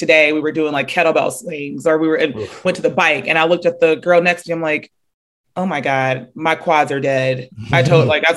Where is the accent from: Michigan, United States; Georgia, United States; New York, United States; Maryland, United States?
Georgia, United States; Marietta; moved away as an adult; also born or lived in Charlotte, North Carolina; I was born and raised in the Atlanta area from actually Marietta